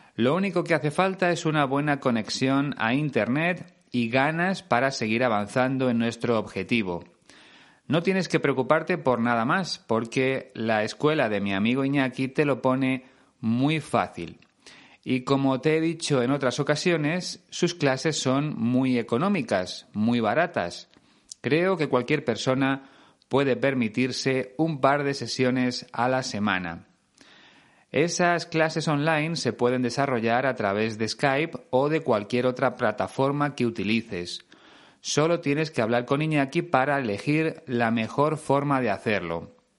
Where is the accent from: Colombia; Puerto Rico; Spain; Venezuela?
Spain; mi país